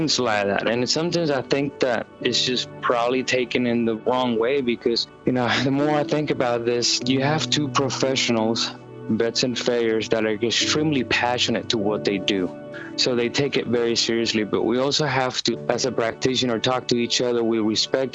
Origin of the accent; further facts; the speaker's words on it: Puerto Rico; now in Lexington, United States; Originally from Puerto Rico, born and raised, and been with horses my entire life